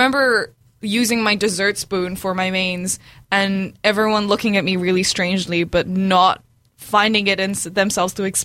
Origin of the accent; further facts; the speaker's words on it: Dunedin, Otago, New Zealand; also born or lived in Brunei; now in Auckland, New Zealand; I came to Dunedin, and I grew up here